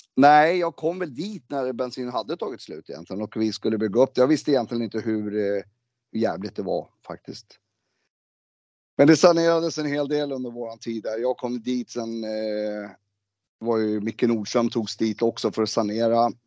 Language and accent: Swedish; Sweden; Jag är född i Sverige